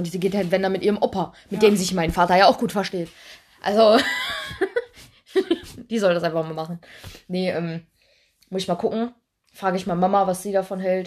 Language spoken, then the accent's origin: German; Duisburg, North Rhine-Westphalia, Germany; wir kommen ja aus Duisburg